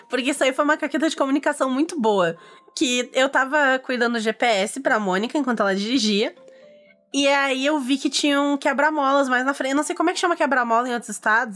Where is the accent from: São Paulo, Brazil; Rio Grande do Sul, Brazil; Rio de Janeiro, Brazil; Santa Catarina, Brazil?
Rio Grande do Sul, Brazil; aqui, como gaúcha